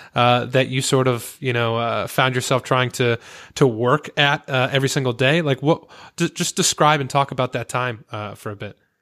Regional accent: Connecticut, United States; We're both from Connecticut. I mean, I'm still here

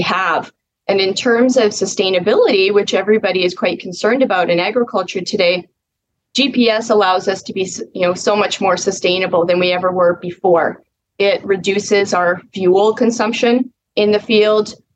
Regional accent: Mossbank, Saskatchewan, Canada; it's the name is Moss Bank. We're 45 miles southwest of Moose Jaw, so very south central Saskatchewan

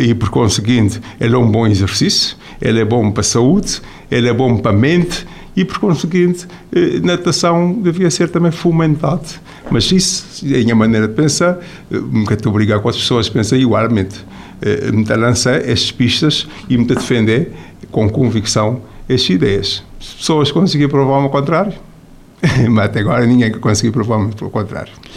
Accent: Cape Verde; moved away as an adult; also born or lived in Lisbon, Portugal; me saí de Cabo Verde

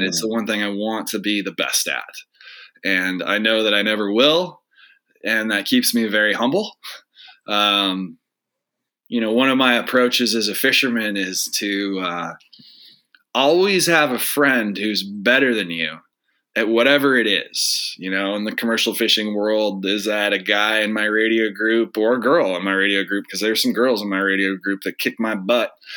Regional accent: Spokane, Washington, United States; I grew up in Spokane, we're both kids from the Northwest.

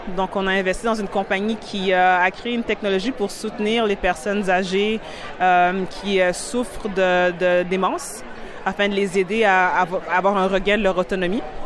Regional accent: Montreal, Quebec, Canada; also born or lived in Burundi; J'ai grandi à Montréal et donc c'est venu plus d'un constat où Ma famille a immigré du Burundi ici

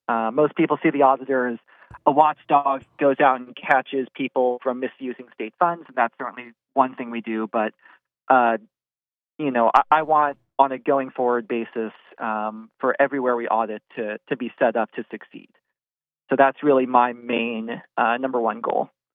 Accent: Washington, District of Columbia, United States; moved away as an adult; now in North Carolina, United States; I'm originally from Washington, D C

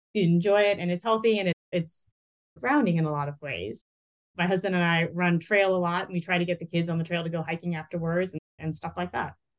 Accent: North Carolina, United States; moved away as an adult; we went back to where I was raised in North Carolina

